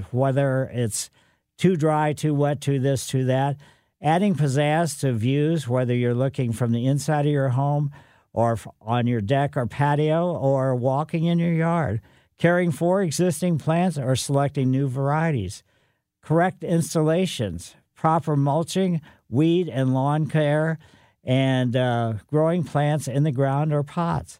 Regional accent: St. Louis, Missouri, United States; also born or lived in Southern California; Came back to St. Louis for a position at the Botanical Garden

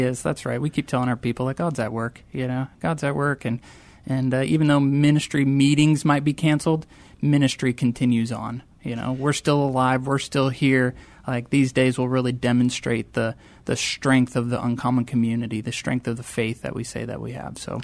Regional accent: rural Wisconsin, United States; moved away; I grew up in a very small town in rural Wisconsin, eight hundred folks in my hometown

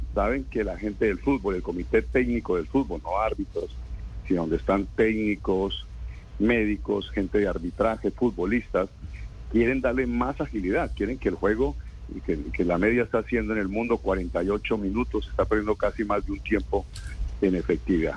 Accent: Colombia; como colombiano

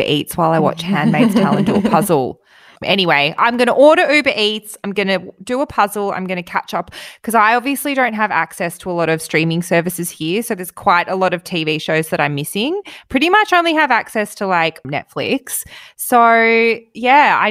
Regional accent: Melbourne, Victoria, Australia; I'm from Melbourne

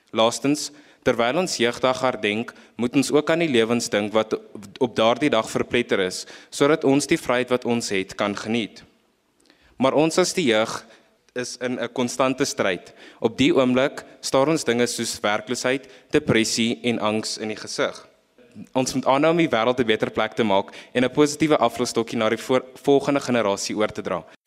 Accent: South Africa; ons as Suid-Afrikaners

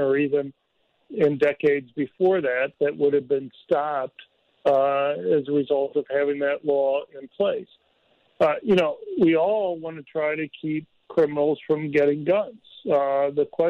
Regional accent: North Dakota, United States; It's my home state of North Dakota

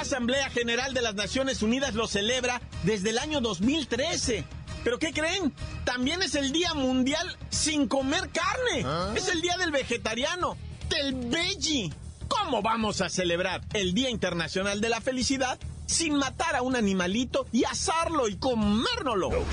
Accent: Mexico; Somos mexicanos.

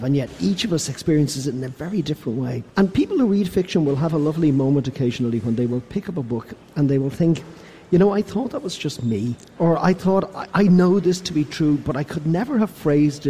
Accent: Ireland; I come from Ireland.

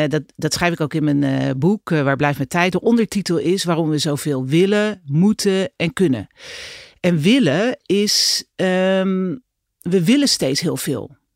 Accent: Netherlands; zijn we als Nederlanders eigenlijk helemaal niet zo druk.

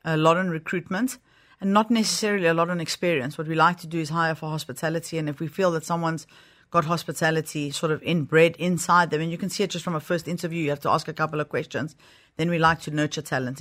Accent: South Africa; moved away; also born or lived in Greece (heritage); I am South African

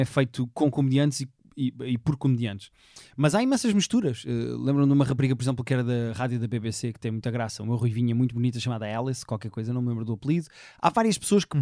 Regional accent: Portugal; eu sou português

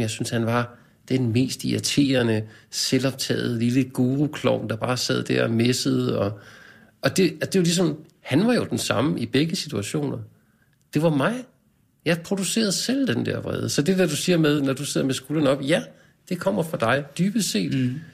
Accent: Skovlunde, Capital Region of Denmark, Denmark; Jeg er vokset op i Skovlunde, vest for København, en ja. forstad

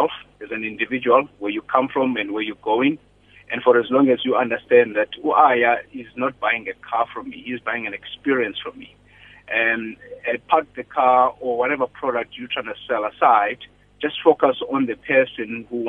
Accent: Grahamstown, Eastern Cape, South Africa; moved away as an adult; I was born and bred in the Eastern Cape in a farm near Grahamstown.

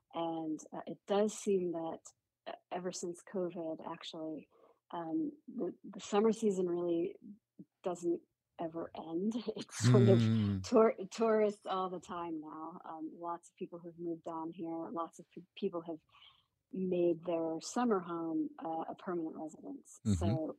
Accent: New England, United States; now in Outer Banks, United States; When I moved to the Outer Banks, it was a new place to me. And growing up in New England, I'd never heard of the Outer Banks

